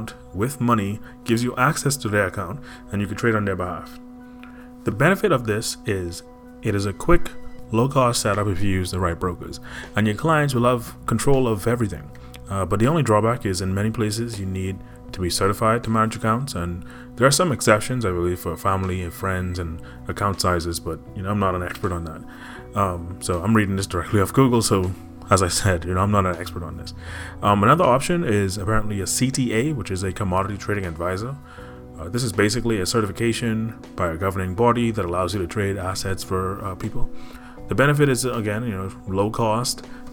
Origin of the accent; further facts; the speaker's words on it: Bahamas; now in Connecticut, United States; I am from the Bahamas